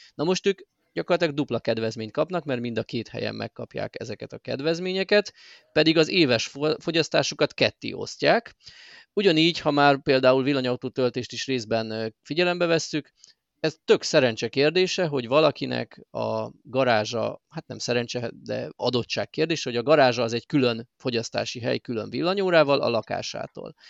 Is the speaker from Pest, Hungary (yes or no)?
no; Miskolc, Borsod-Abaúj-Zemplén, Hungary; nekem Miskolciként